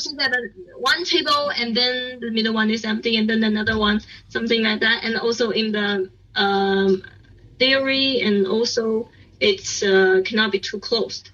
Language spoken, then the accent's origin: English; Beijing, China; English is a second language; I'm from Beijing, and I, don't need to go back to my like hometown because I'm just in, in Beijing